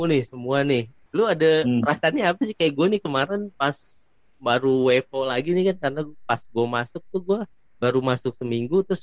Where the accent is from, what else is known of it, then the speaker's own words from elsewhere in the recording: Pamulang, Banten, Indonesia; gue orang Pamulang gue masuk